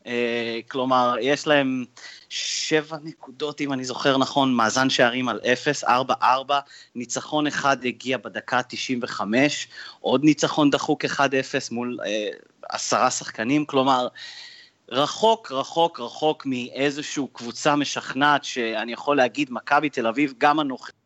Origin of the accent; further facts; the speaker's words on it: Canada; now in Israel; אני מגיע מקנדה